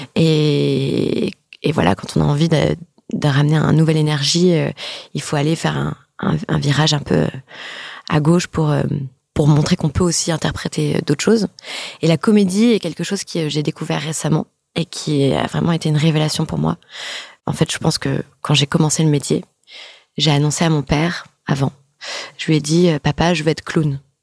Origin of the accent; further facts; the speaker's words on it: France; also born or lived in New York; on est française.